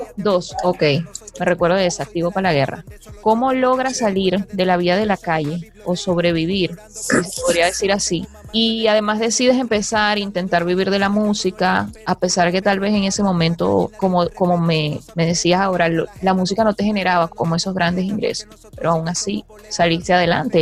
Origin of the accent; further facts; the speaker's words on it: Barquisimeto, Lara, Venezuela; yo soy de Barquisimeto